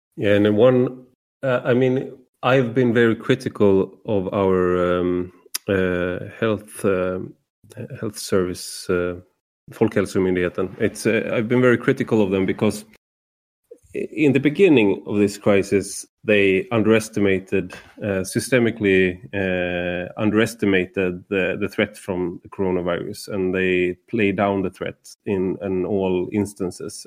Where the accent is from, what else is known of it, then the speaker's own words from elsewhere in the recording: Sweden; as a Swede